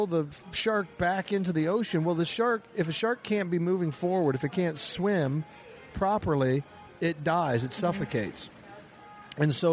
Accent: Midwest, United States; I'm from the Midwest.

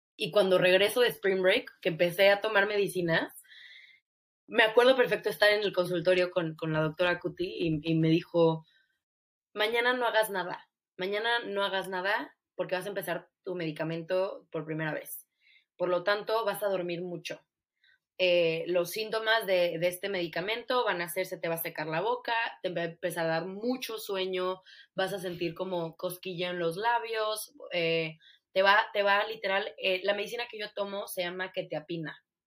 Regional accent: Mexico; now in United States; vemos ese apoyo en Estados Unidos como mexicana

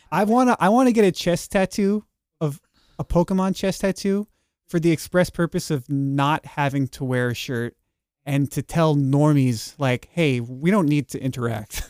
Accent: New York, United States; moved away; also born or lived in Texas; after moving back to New York, uh, from being a Texan for ten years

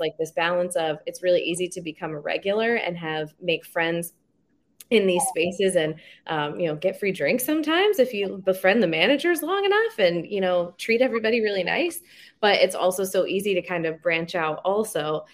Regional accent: Schenectady, New York, United States; I grew up in Schenectady

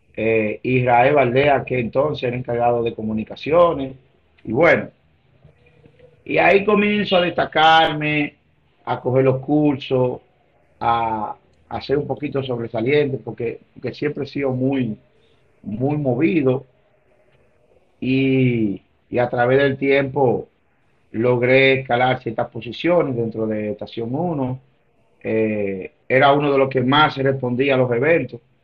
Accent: Santiago de los Caballeros, Santiago, Dominican Republic; yo nací, soy nativo de Santiago, del populoso sector de Nivaje

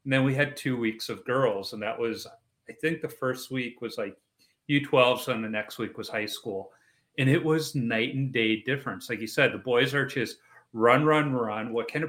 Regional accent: Chicago, Illinois, United States; moved away; I'm originally from Chicago.

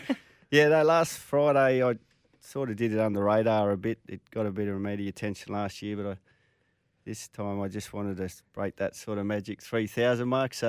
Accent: Gold Coast, Queensland, Australia; also born or lived in Singleton, New South Wales; I'm a Queenslander. I was born in Singleton, but my parents moved up here when I was three. So I'm a Queenslander.

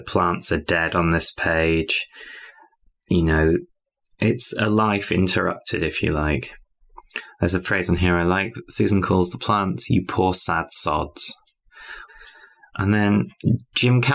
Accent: United Kingdom; I'm British

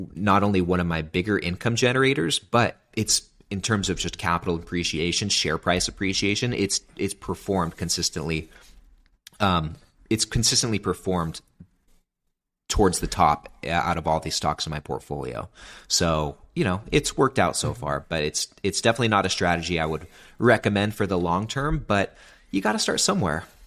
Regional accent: Sacramento, California, United States; moved away; I'm originally from Sacramento, California.

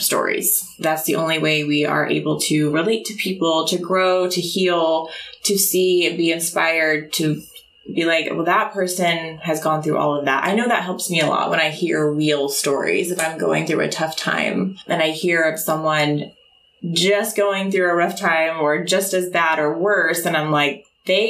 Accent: Oklahoma City, Oklahoma, United States; moved away; I'm from Oklahoma City

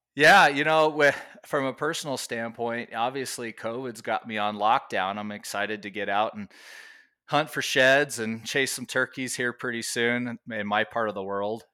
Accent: Las Vegas, Nevada, United States; now in Oregon, United States; I grew up in Las Vegas

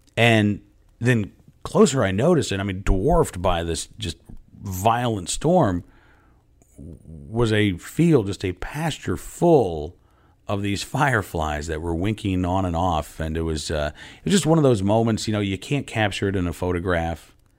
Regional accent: Oklahoma, United States; also born or lived in Massachusetts; now in Virginia, United States; I grew up in Oklahoma, uh, was born in Massachusetts, but I've been in Virginia

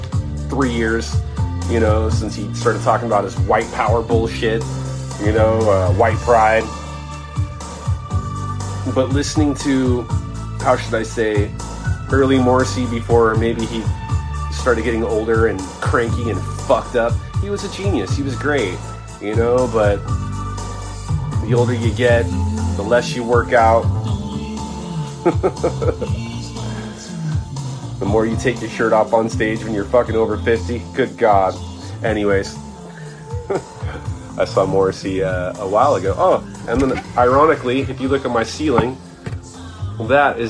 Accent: United States; being American

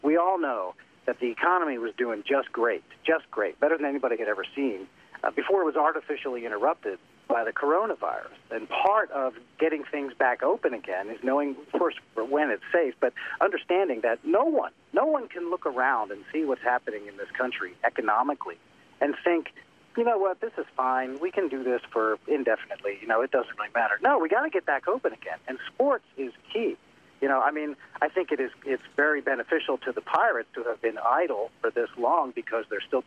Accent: Delaware County, Pennsylvania, United States; I grew up in Delaware County also, near Ridley. I went to Ridley High School.

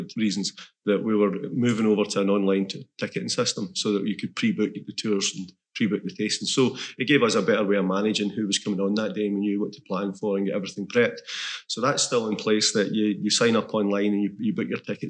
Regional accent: Glasgow, Scotland, United Kingdom; moved away as an adult; now in Islay, United Kingdom; I'm from Glasgow originally

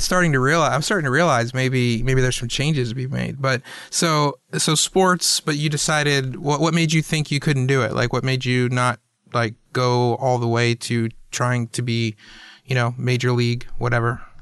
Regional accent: Atlanta, Georgia, United States; also born or lived in Chattanooga, Tennessee; I was born in Chattanooga, but then my parents moved down to Atlanta about a year later

